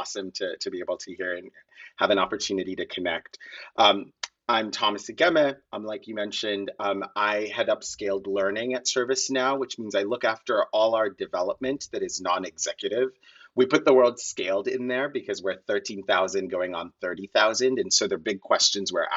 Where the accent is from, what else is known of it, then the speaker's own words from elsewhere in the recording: Kenya; moved away as an adult; now in United States; I grew up in Kenya. I grew up very poor in Kenya.